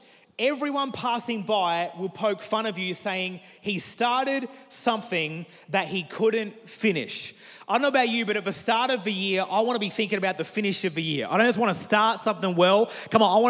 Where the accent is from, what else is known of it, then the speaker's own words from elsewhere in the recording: Murray Bridge, South Australia, Australia; now in Adelaide, Australia; I grew up in South Australia for all my life, grew up in a place called Murray Bridge, moved to Adelaide 5 years ago